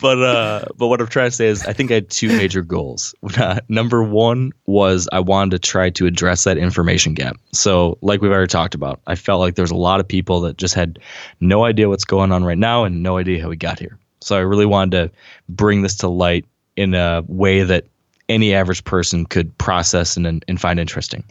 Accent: Michigan, United States; I'm from Michigan

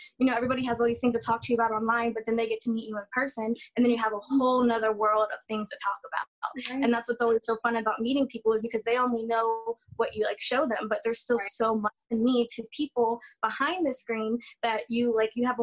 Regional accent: Florida, United States; also born or lived in New York; I'm from Florida. I was actually born and raised between Florida and New York.

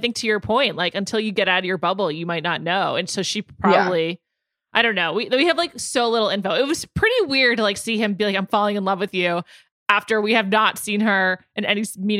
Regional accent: New York City, New York, United States; also born or lived in Chicago / San Francisco / Los Angeles; I know I sound like an ignorant northerner, but like, it's all I know, you know, I grew up in New York City.

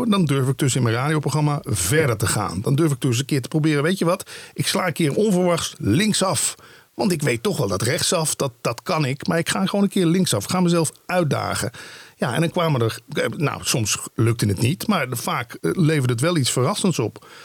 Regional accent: Limburg, Netherlands; moved away; langer ik in het Westen woonde, hoe meer ik inderdaad gewoon zo ging klinken. Mensen vragen dat, ik kom oorspronkelijk uit Limburg. Zeggen ze, hoe hoor je dat dan niet meer bij jou?

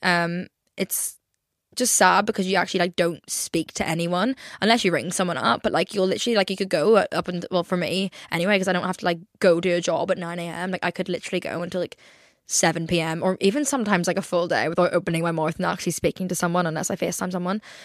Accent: Ireland; I'm Irish

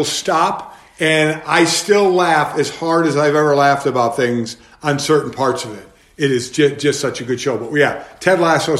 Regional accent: Cleveland, Ohio, United States; Yeah, my hometown, man. Let me tell you, the way I grew up there

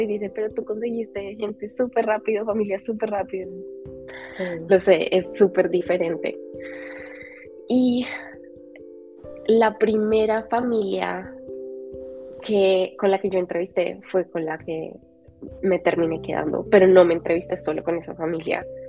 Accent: Colombia; moved away as an adult; also born or lived in England; Yo siempre supe que quería vivir fuera de Colombia

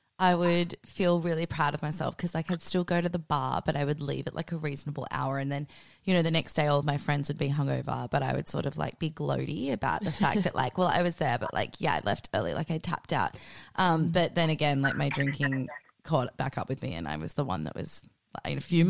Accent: Australia; being Australian

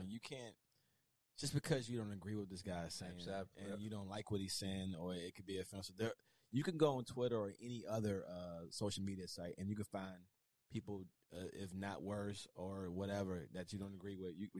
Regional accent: the South, United States; I'm from the South

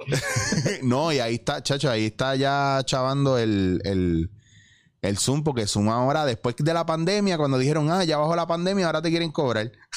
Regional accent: Puerto Rico; moved away as an adult; also born or lived in New York; yo me fui por eso, de aquí, de Puerto Rico, yo me fui para Nueva York

